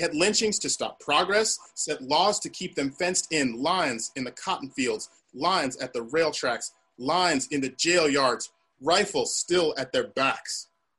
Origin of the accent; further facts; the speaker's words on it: New Jersey, United States; born there; I was born in New Jersey.